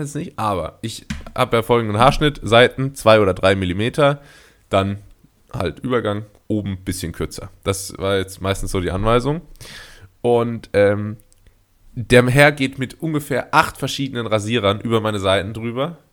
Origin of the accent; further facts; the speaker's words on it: Karlsruhe, Baden-Württemberg, Germany; now in Portugal; in meiner Heimatstadt Karlsruhe